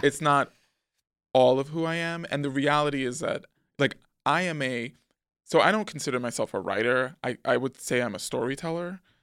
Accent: New York City, New York, United States; born or raised there; also born or lived in Manhattan / Harlem

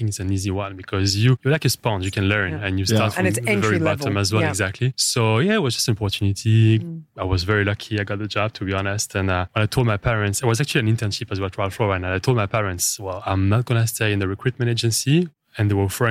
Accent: France; accent: French; first language French; English is a second language; moved away as an adult; also born or lived in Algeria; now in Dubai, United Arab Emirates; moving to France when I was 3 years old and lived a long time in France

